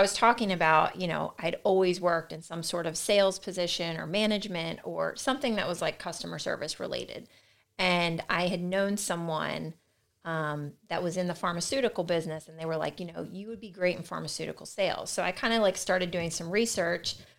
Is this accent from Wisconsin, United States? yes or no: no; Delaware, United States; also born or lived in Salisbury, Maryland; I grew up in Delaware, um, was born at, in, in Salisbury, Maryland